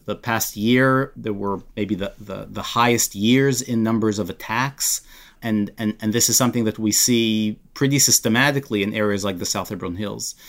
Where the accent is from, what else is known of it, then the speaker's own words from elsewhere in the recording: Israel; I grew up in Israel and served for three years.